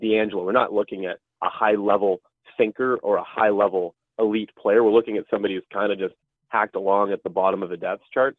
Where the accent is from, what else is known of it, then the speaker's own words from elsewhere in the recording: Ottawa, Ontario, Canada; I'm from the Ottawa area